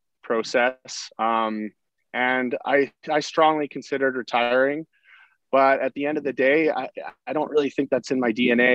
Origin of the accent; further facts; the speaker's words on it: Sherwood Park, Alberta, Canada; I grew up in Sherwood Park